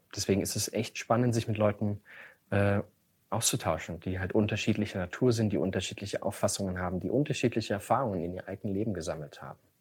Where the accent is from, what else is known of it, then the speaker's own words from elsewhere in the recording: Chemnitz, Saxony, Germany; Chemnitz, meine, meine Heimatstadt